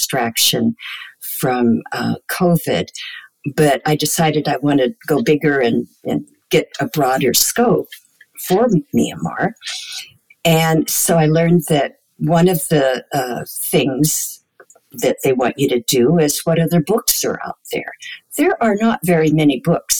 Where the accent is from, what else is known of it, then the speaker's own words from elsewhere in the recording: United States; speaking as an American